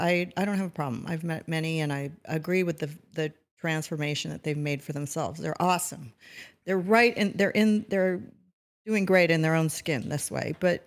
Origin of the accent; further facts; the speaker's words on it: Newport Beach, California, United States; And I grew up like in Newport Beach where everybody had to look cute in a bathing suit and we were all skinny